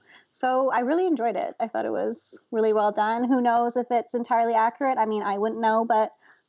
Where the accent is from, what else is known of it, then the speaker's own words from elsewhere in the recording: Canada; I'm Canadian